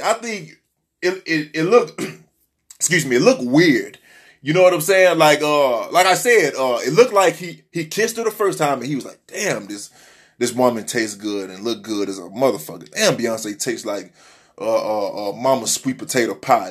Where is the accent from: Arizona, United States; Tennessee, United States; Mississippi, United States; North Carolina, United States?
Tennessee, United States; Memphis; now in Miami, United States; I was raised in Tennessee, Memphis, Tennessee